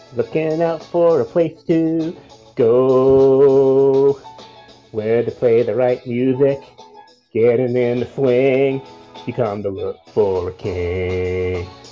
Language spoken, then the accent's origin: English; Toronto, Ontario, Canada; also born or lived in Sudbury; I'm from Toronto